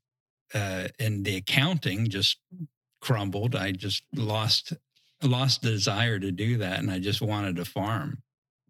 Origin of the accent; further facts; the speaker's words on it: Southeast Virginia, United States; moved away; I grew up in Southeast Virginia